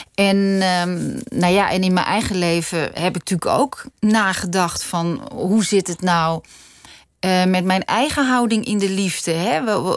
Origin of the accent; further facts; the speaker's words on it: Noordwijk, South Holland, Netherlands; Ik ben in Noordwijk opgegroeid